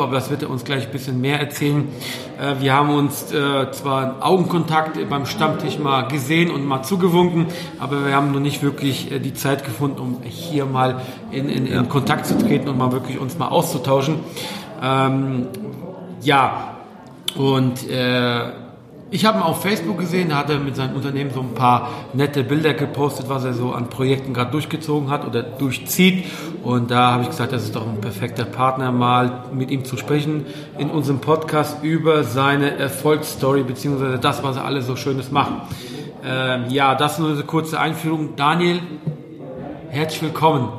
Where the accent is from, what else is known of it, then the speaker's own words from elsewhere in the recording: Poland; ich als Pole